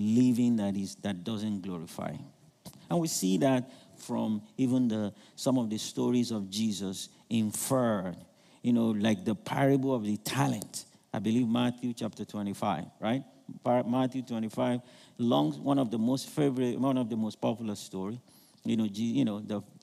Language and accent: English; Nigeria; I'm from Nigeria